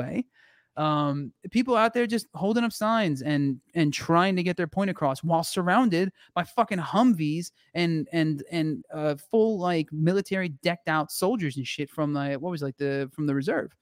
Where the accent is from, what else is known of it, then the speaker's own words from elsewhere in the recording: New Jersey, United States; accent: Jersey; moved away; also born or lived in Florida; if I'm around anybody from back home, my the jersey comes out hard